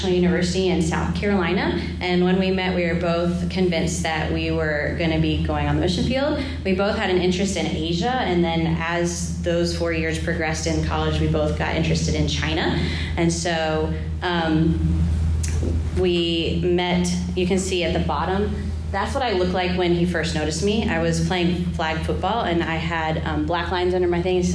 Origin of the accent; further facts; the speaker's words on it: Haiti; but I grew up in Haiti and it's a third world country and there's trash everywhere.